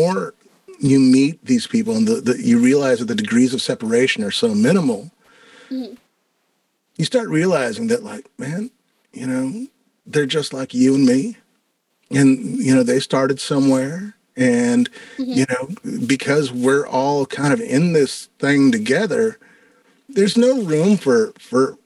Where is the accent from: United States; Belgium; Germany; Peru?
United States; Santa Fe, New Mexico; now in Minneapolis, United States; I'm originally from Santa Fe, New Mexico. And when I moved to Minneapolis